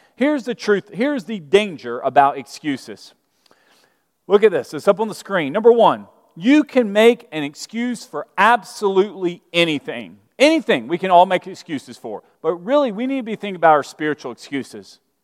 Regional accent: Birmingham, Alabama, United States; moved away; I'm from Birmingham, Alabama. And, uh, I grew up Southern Baptist, and in Birmingham

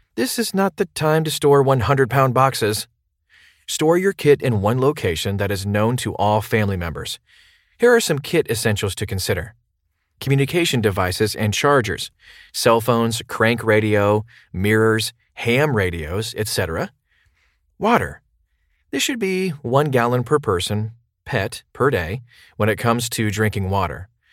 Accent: New Orleans, Louisiana, United States; my hometown of New Orleans

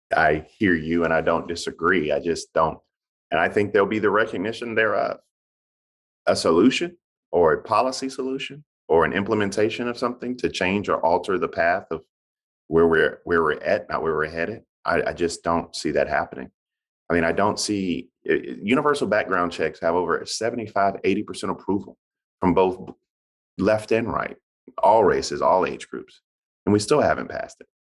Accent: Bamberg, South Carolina, United States; I'm a Democrat from South Carolina

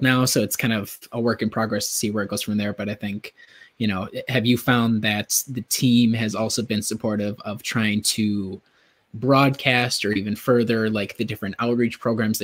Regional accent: Sussex, Wisconsin, United States; now in Minneapolis, United States; I'm originally from Sussex, which is not too far away from Waukesha

